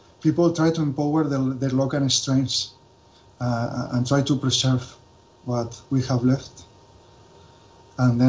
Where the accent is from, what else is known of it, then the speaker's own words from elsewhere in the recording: Valencia, Valencian Community, Spain; English is a second language; I'm from Valencia